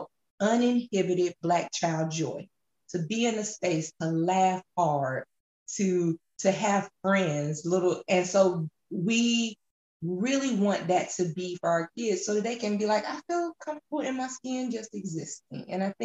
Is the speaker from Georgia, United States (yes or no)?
yes; Atlanta, Georgia, United States; I grew up in Metro Atlanta